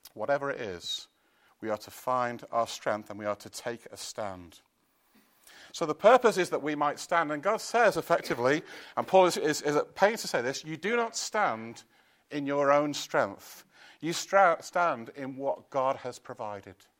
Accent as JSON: {"language": "English", "town": "Chester", "region": "North West England", "country": "United Kingdom", "said": "I come from Chester"}